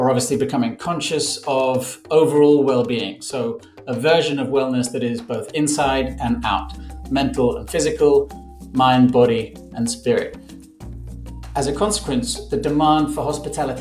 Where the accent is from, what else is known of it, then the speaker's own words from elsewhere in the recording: Barcelona, Catalonia, Spain; I'm in my hometown of Barcelona, Spain